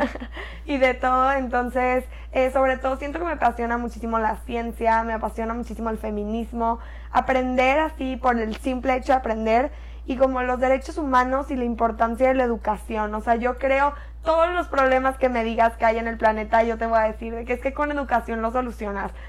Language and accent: Spanish; Córdoba, Veracruz, Mexico; moved away as an adult; now in Monterrey, Mexico; Yo nací en Monterrey y cuando iba a pasar a tercero de primaria me regresé a Córdoba, que es una ciudad chiquita en Veracruz